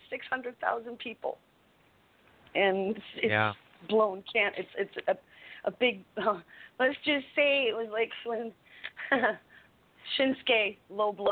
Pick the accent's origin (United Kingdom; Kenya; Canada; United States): Canada; I am Canadian and I am the Canadian content